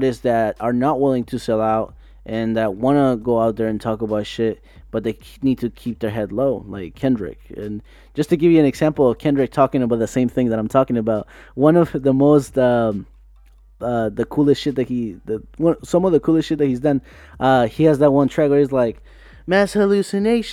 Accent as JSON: {"language": "English", "town": "Tijuana", "region": "Baja California", "country": "Mexico", "said": "I'm from Tijuana, Mexico."}